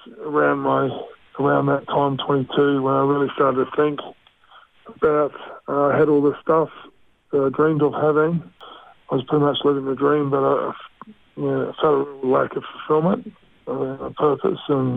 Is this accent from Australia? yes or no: yes; Australia; also born or lived in Mosgiel, Otago, New Zealand / Cromwell, Otago, New Zealand; I moved to a country area near Queenstown over there called Cromwell till I was nine. And then we made the big move over to Australia as a family